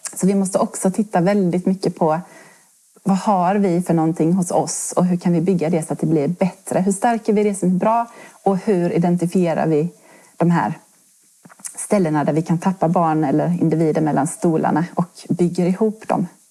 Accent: Halland County, Sweden; moved away as an adult; now in Kronoberg, Sweden; jag är en hallänning som har hamnat i Kronoberg här eh, på grund av först studier

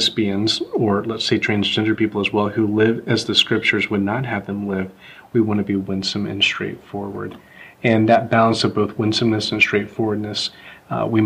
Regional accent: the South, United States; I grew up in the South and … was a boy's name, not a girl's name.

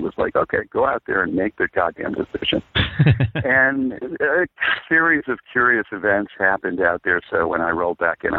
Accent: Vermont, United States; moved away; also born or lived in New York / Los Angeles; I grew up in Vermont. I grew up on a classic kind of Vermont farm. One side of my family are all Yankees, but my father married a New York City working woman, upper middle class, you know, medical family.

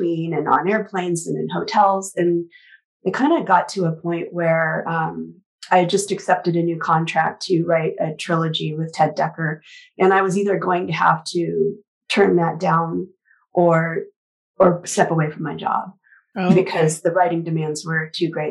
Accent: Lincoln, Nebraska, United States; I grew up in Lincoln, the capital. So definitely in the city.

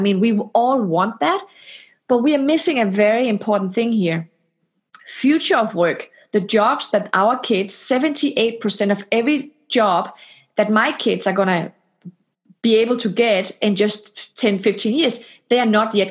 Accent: Denmark; now in Palo Alto, United States; I am from Denmark.

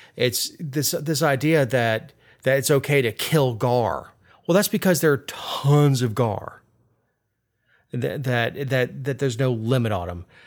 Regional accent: South Florida, United States; I'm from South Florida, the heart of sport fishing country.

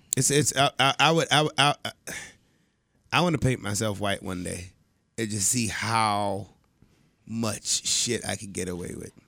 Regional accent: United States; I'm American

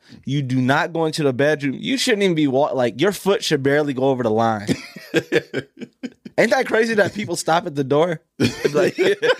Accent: Pontiac, Michigan, United States; I can tell you, I grew up in Pontiac, Michigan.

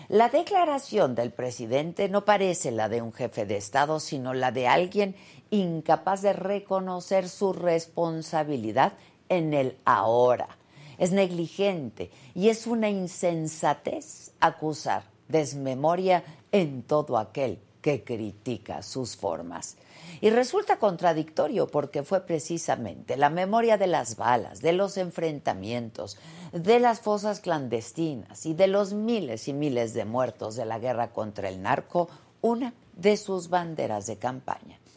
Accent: Mexico

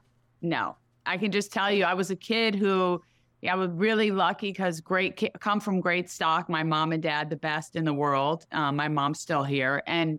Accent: Troy, New York, United States; I was in upstate. I grew up in Troy, New York, the toilet of America.

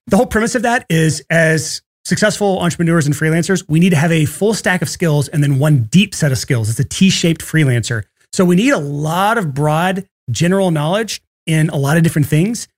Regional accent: Athens, Alabama, United States; moved away; I grew up in Athens, Alabama

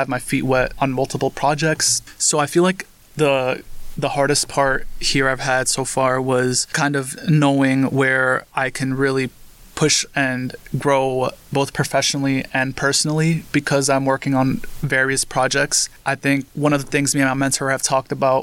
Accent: New York City, New York, United States; I was born and raised in Queens, New York. So I'm a New York native

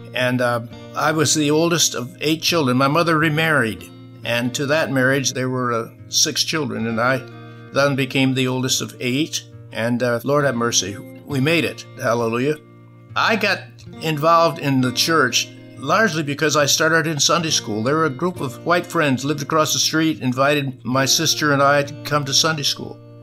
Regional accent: Michigan, United States; born or raised there

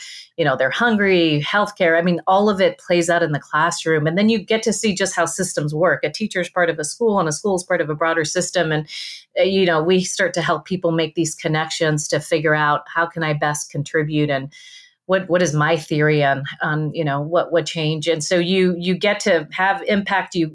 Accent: Rio Grande Valley, Texas, United States; moved away; I'm from the Rio Grande Valley

